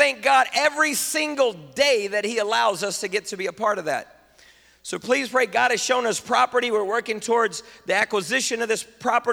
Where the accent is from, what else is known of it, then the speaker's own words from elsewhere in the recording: United States; I'm an American in my body, but I'm Latino, I'm Honduran in my heart.